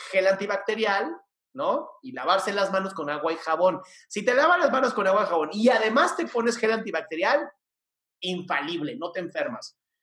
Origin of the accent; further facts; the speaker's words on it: Mexico City, Mexico; Yo nací en esta ciudad hermosa, la Ciudad de México. Soy chilango de toda mi vida